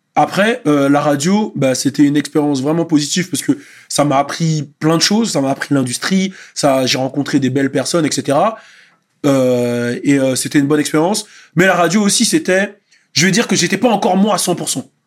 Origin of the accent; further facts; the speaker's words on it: Montfermeil, Île-de-France, France; nous, souvent à Montfermeil